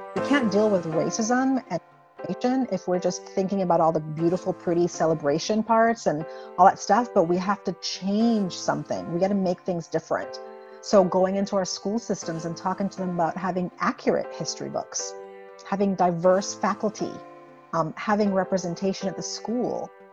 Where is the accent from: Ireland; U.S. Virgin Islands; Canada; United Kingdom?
U.S. Virgin Islands; moved away as an adult; also born or lived in Buffalo, New York / Indiana; I uh, was born and raised in the Caribbean uh, in the U.S. Virgin Islands, and so I come from a very small 84 square mile island named St. Croix